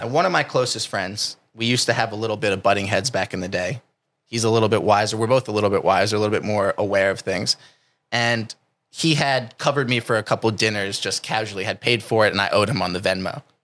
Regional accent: New Jersey, United States; now in California, United States; I come from New Jersey, which might be different than where I live now in California.

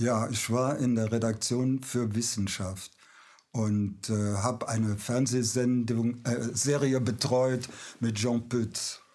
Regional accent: Aachen, North Rhine-Westphalia, Germany; Ich bin ja Aachener

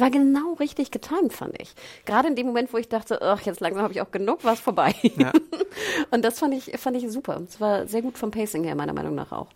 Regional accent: Germany; als Deutsche denkst

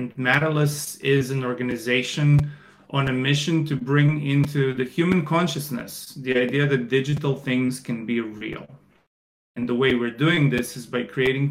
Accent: Croatia; moved away as an adult; also born or lived in China; I am from Croatia, where I'm currently at. I spent 11 years in China

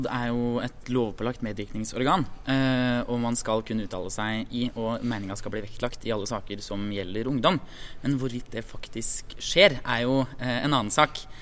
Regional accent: Vestre Toten, Innlandet, Norway; fra Vestre Toten i Innlandet.

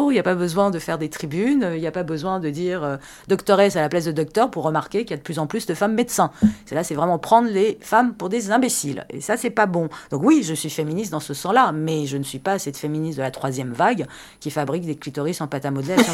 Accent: France; Et je considère qu'en France, en tant que Française, j'ai mes droits.

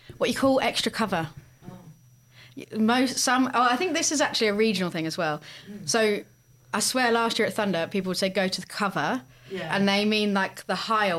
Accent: England, United Kingdom; Yeah, because my parents were from the north of England, and but I grew up in the south, and there's two very different accents.

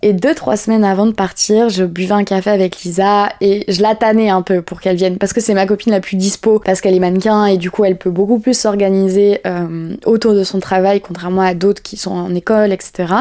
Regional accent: Bordeaux, Nouvelle-Aquitaine, France; also born or lived in Paris; now in Lacanau, France; je viens de Bordeaux à la base et la Cano c'est à côté de Bordeaux

